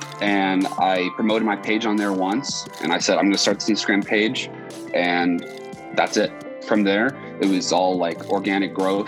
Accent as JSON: {"language": "English", "region": "Southern California", "country": "United States", "said": "I'm from Southern California."}